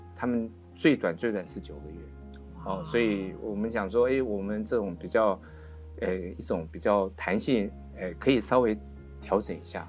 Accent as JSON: {"language": "Chinese", "country": "Taiwan", "said": "我们台湾人比较喜欢急行"}